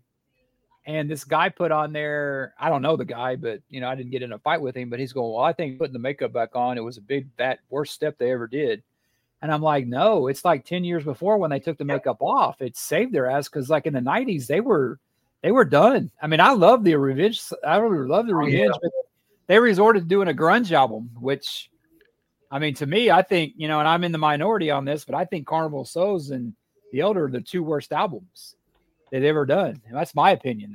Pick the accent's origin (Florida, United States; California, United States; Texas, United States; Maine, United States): Texas, United States; Corpus Christi; my hometown, Corpus Christi, which is 2 hours away from me